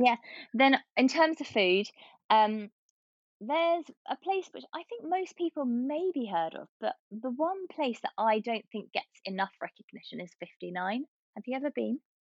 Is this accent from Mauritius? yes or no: no; Hatfield, East of England, United Kingdom; now in St Albans, United Kingdom; I grew up in Hatfield